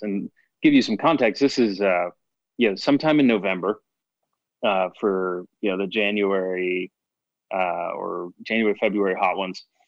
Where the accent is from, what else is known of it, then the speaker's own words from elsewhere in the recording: Chicago, Illinois, United States; moved away; also born or lived in Boston; I was born in the Chicago area